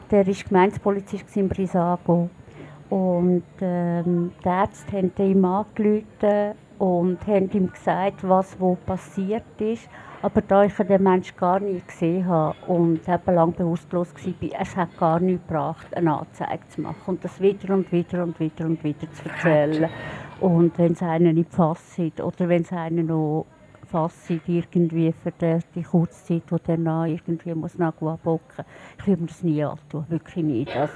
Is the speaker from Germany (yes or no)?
no; Schwyz, Switzerland; now in Bern, Switzerland; Ich bin im Kanton Schweiz aufgewachsen, lebe jetzt aber schon 21 Jahre in Bern.